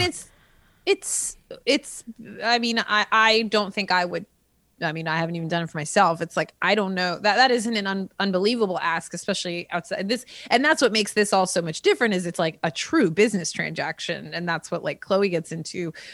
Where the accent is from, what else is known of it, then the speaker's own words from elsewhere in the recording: California, United States; also born or lived in Rochester, Minnesota; we came to California and I've been here since I was five. So I am, I am a Californian at heart